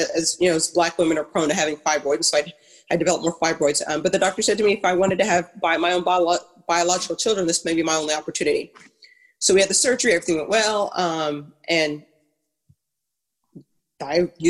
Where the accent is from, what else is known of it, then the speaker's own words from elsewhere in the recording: Ghana; also born or lived in Harrisonburg, Virginia; now in United States; I'm originally from Ghana